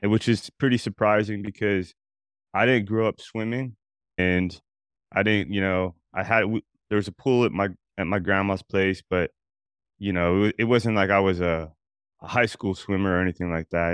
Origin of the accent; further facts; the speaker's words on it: Albuquerque, New Mexico, United States; I grew up in Albuquerque, New Mexico